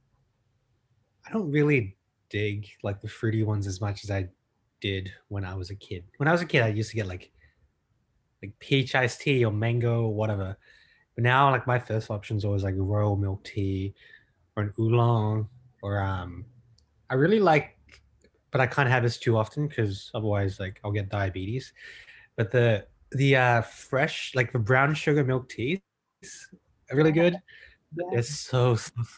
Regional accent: Australia; we call them pearls in Australia. We don't call them bubbles.

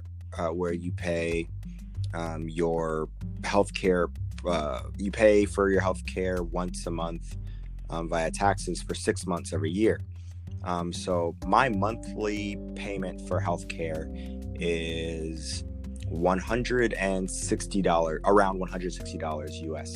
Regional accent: United States; everything that we've ever experienced as Americans

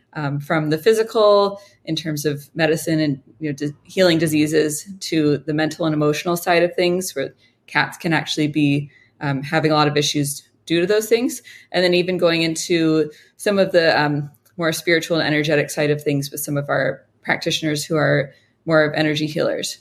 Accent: Honolulu, Hawaii, United States; also born or lived in Colorado; moved back to Hawaii where I'm from

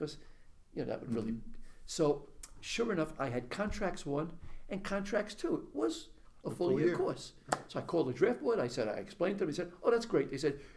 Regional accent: New York City, New York, United States; I was brought up in Brooklyn.

